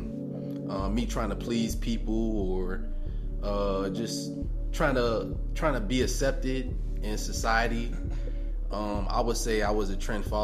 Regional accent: Columbia, South Carolina, United States; I'm from from Columbia, South Carolina

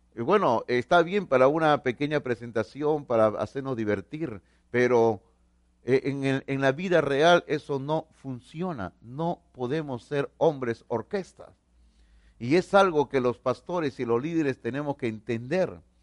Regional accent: Peru; somos peruanos

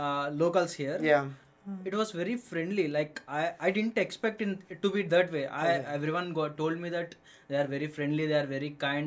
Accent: Hyderabad, Telangana, India; moved away as an adult; also born or lived in Chennai; now in Michigan, United States; I am from Hyderabad, India. It's the Telangana state.

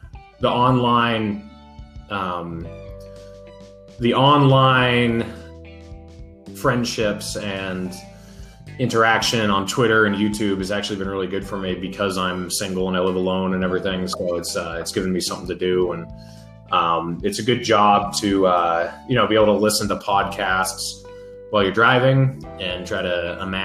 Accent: New Hampshire, United States; moved away as an adult; now in Utah, United States; I moved out here to Utah last June, and I'm from New Hampshire, so it was kind of an extreme switch

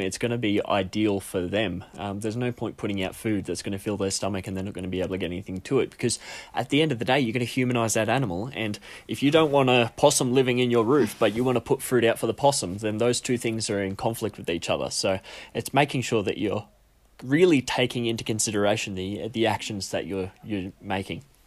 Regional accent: Australia; being an Australian that lives alongside many, many marsupials

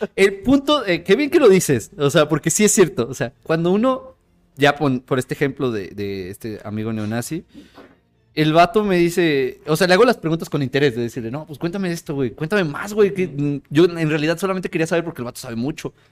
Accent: Mexico; siendo mexicano

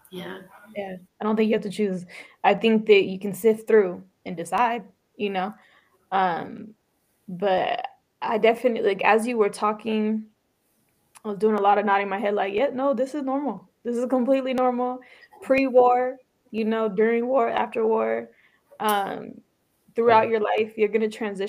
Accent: San Jose, California, United States; first language Tigrinya; English is a second language; also born or lived in Sudan; we were both growing up in the Bay Area. You know, you were in San Francisco. I was bouncing around all the cities, but in San Jose

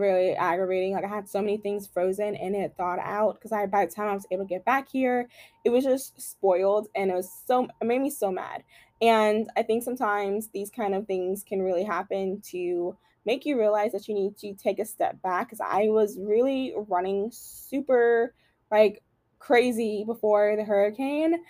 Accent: Louisiana, United States; I am from Louisiana

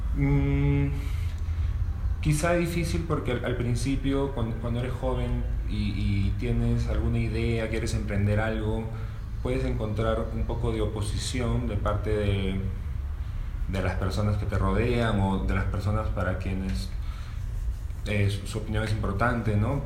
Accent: Cajamarca, Peru; also born or lived in Piura; tengo 32 años y soy de Cajamarca, Perú

